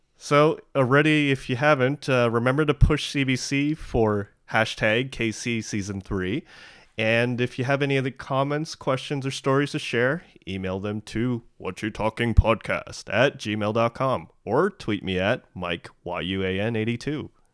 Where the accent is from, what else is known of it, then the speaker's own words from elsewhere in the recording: Canada; I'm Canadian. I'm, I grew up here